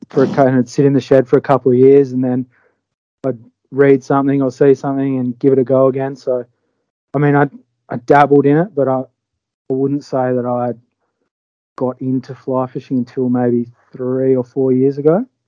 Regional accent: Albany, Western Australia, Australia; moved away as an adult; now in Exmouth, Australia; from Albany originally, down in the south of WA

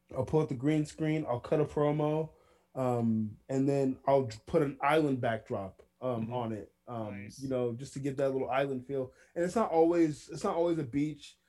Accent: Villa Rica, Georgia, United States; my hometown, which is Villa Rica, Georgia

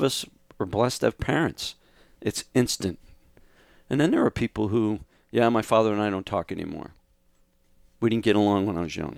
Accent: Scituate, Massachusetts, United States; moved away as an adult; now in Austin, United States; I grew up in Massachusetts

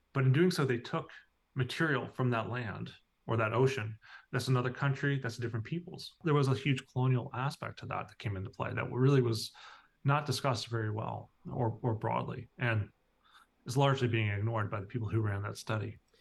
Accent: Newfoundland and Labrador, Canada; I grew up here in Newfoundland.

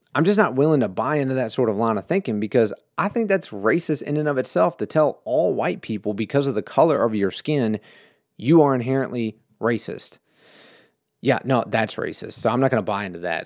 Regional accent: United States; I grew up in America

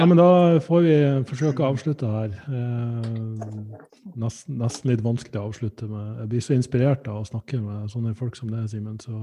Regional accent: Sandnessjøen, Nordland, Norway; jeg er fra Sandnessjøen

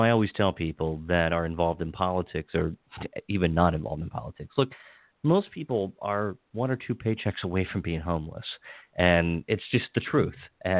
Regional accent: Washington County, Maryland, United States; where I grew up in Washington County

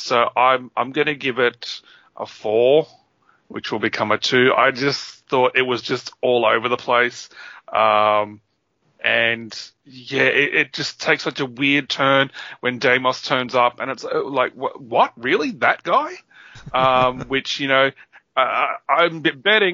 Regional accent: Papua New Guinea; moved away; I grew up in Papua New Guinea, which was kind of a third world country at the time.

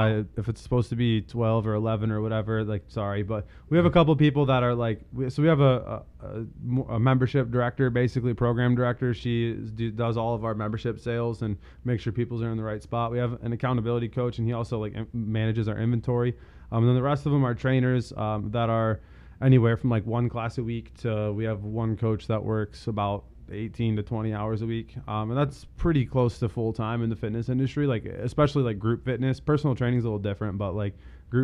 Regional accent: Holt, Michigan, United States; also born or lived in Lansing, Michigan / Ohio / Philadelphia; I'm actually from Lansing. I grew up in Holt. I graduated from Holt in 2012.

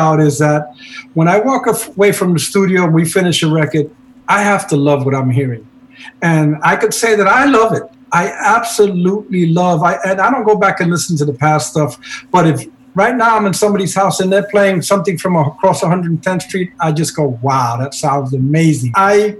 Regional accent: New York City, New York, United States; my parents, who moved to New York in the 50s. I was born in New York City.

